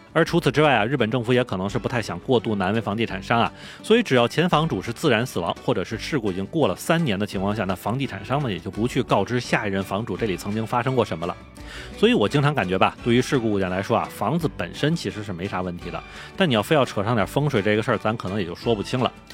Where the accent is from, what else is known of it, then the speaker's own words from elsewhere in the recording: Tianjin, China; moved away as an adult; also born or lived in Beijing; 因为我是天津人